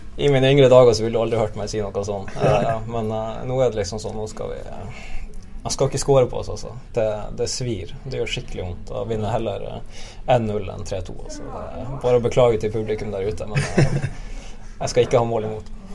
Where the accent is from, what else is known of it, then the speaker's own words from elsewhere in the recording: Nordreisa, Troms, Norway; now in Bergen, Norway; Nå er jeg fra Nordreisa